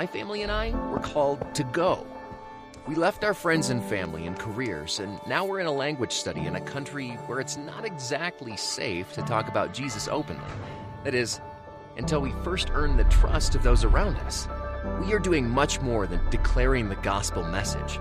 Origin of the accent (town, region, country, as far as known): United States